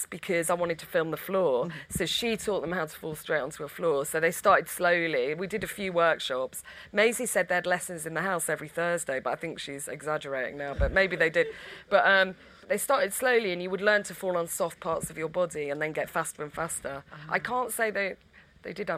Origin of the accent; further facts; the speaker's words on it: Stockport, North West England, United Kingdom; We're from Stockport. We're actually from the same. We didn't go to the same school